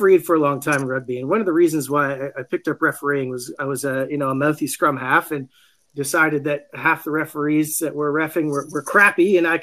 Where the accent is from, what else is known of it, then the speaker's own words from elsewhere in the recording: Canada; I'm from Canada